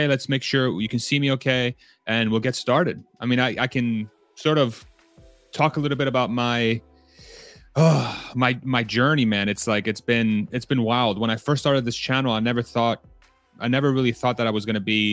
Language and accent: English; Texas, United States; I'm Texan